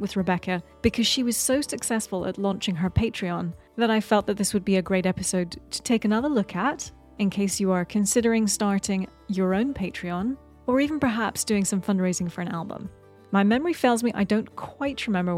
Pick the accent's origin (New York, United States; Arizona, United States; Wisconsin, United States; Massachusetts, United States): New York, United States; I'm a musician from New York